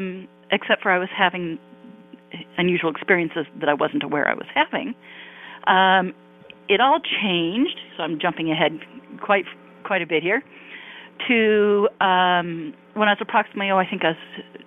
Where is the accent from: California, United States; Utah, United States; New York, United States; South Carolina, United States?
California, United States; Palos Verdes; also born or lived in Santa Monica, California / Irvine, California; now in Newport Beach, United States; I grew up in Southern California. In Palos Verdes, to be exact, which is where I was born in Santa Monica. But as a child, I was born in Santa Monica. We lived in Palos Verdes.